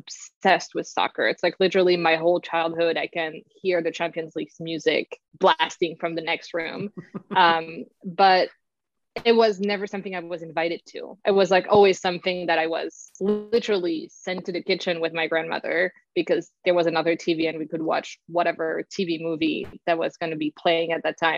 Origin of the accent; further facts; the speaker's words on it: Paris, Île-de-France, France; moved away; I'm from Paris